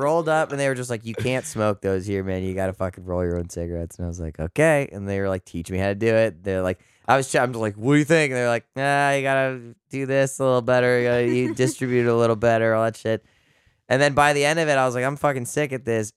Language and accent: English; Canada; I'm the Canadian here